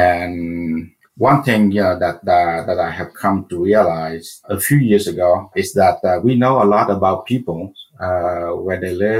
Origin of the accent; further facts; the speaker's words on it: Central Vietnam, Vietnam; I was born in Vietnam, as my name suggests, during the Vietnam War.